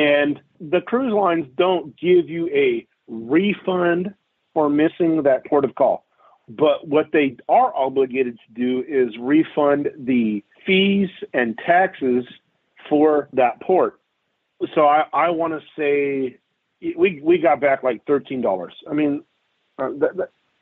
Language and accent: English; United States; we, as American citizens